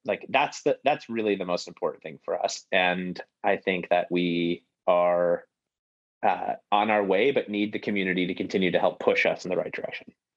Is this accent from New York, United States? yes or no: yes; Buffalo, New York, United States; now in Boston, United States; I grew up in Buffalo, New York as well